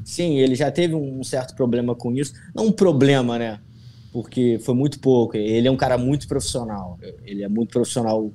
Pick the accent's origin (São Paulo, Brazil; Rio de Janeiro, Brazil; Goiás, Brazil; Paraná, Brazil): Rio de Janeiro, Brazil; interior of Rio de Janeiro state, Brazil; moved away as an adult; now in Florida, United States; Eu venho do, de uma cidade do interior do Rio, que é sol o tempo todo, praia